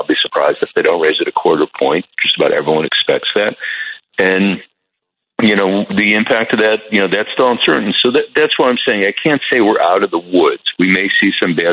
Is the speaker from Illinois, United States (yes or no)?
yes; Chicago, Illinois, United States; I'm from the Midwest like you. I'm from Chicago